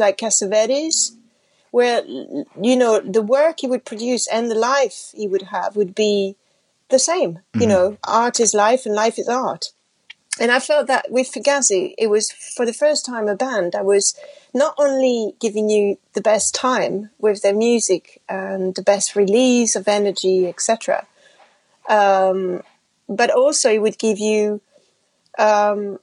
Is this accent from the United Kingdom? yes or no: no; France; first language French; English is a second language; I grew up in France. I was speaking French and you know, my family's French.